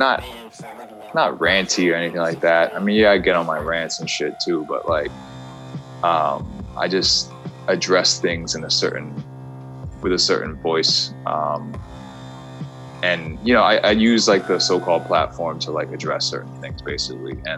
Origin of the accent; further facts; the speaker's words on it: New York City, New York, United States; also born or lived in Jackson Heights, Queens; I'm from Manhattan originally, East Side